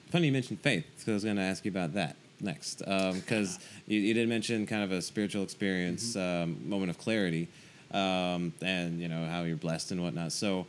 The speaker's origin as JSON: {"language": "English", "region": "North Carolina", "country": "United States", "tie": "born or raised there"}